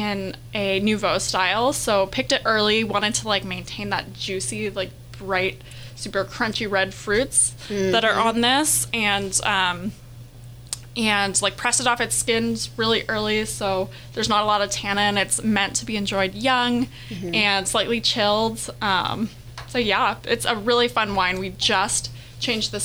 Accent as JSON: {"language": "English", "town": "Sonoma", "region": "California", "country": "United States", "tie": "born or raised there", "also_born_or_lived": "Santa Barbara", "said": "I grew up in Sonoma."}